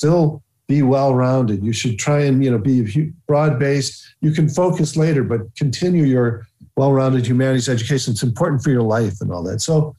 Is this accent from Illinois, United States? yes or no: yes; Chicago, Illinois, United States; And I grew up in a working class family there out near O'Hare Airport.